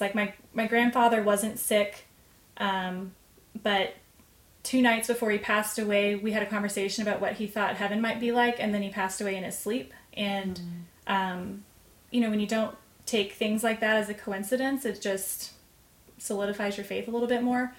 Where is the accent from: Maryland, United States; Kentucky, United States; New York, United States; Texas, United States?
Texas, United States; The Colony; also born or lived in Amarillo, Texas; was born in Amarillo, but essentially grew up north of north of Dallas in the Colony.